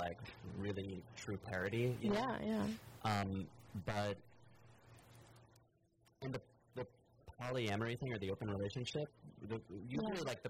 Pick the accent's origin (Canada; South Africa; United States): United States; Kansas; now in Los Angeles, United States; where I grew up in Kansas